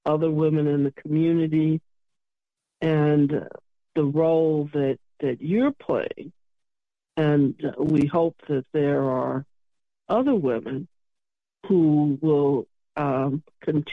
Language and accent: English; Chicago, Illinois, United States; I'm from Chicago